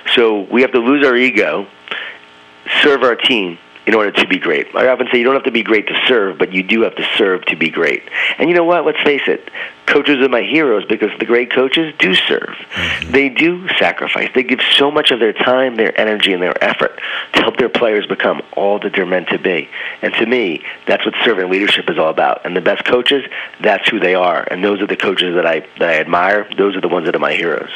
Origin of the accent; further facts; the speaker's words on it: Smithtown, New York, United States; I grew up in Smithtown, right? Well, if I'm a coach now at Smithtown, Long Island, New York